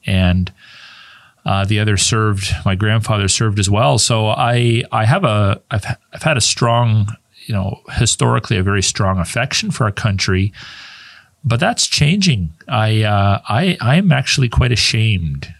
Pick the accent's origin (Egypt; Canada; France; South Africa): Canada; also born or lived in United States; I was born in Canada. And my primary residence is always being in Canada